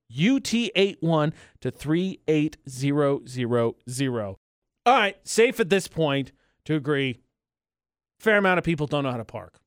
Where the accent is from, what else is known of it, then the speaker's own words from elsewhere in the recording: Indiana, United States; moved away; my home state of Indiana